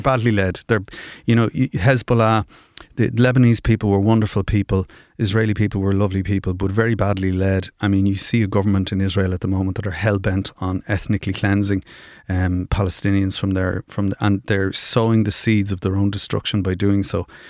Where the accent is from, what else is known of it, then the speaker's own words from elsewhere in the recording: Dublin, Leinster, Ireland; I grew up in Finglas